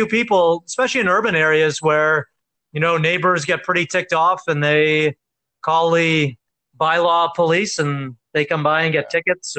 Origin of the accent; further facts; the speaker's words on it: Cape Breton, Nova Scotia, Canada; moved away; I'm from Cape Breton